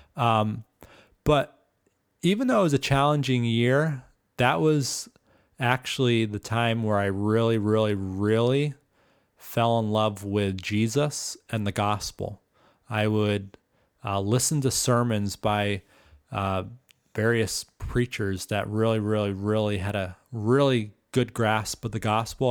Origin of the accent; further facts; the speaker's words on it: Stoneham, Massachusetts, United States; spent my first, um, well, basically my whole formative years in Massachusetts.